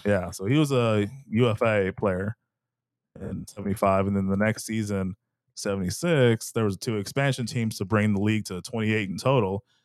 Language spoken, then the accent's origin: English; Texas, United States; I'm from Texas, so I call every soda Coke.